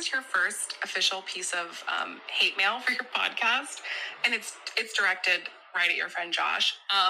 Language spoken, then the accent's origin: English; San Diego, California, United States; accent: Valley girl; I'm from San Diego, and I definitely talk like a Valley girl